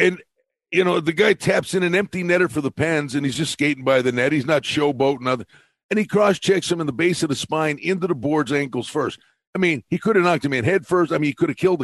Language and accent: English; Northeastern Pennsylvania, United States; I grew up in Northeastern Pennsylvania